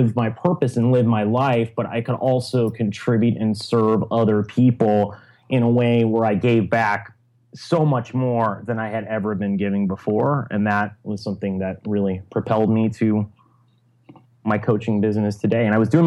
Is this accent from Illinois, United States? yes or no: yes; Chicago, Illinois, United States; moved away as an adult; also born or lived in Syracuse / Silicon Valley; I'm originally from Chicago.